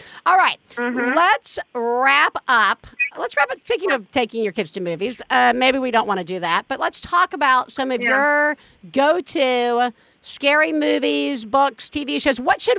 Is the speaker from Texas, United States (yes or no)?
no; Tuscaloosa, Alabama, United States; moved away; the house that Helen Michelle and I grew up in Tuscaloosa.